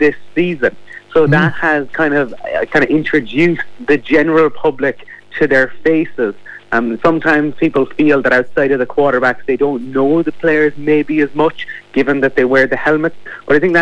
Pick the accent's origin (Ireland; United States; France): Ireland; Fermoy, Munster; When I was growing up in Fermoy in County Cork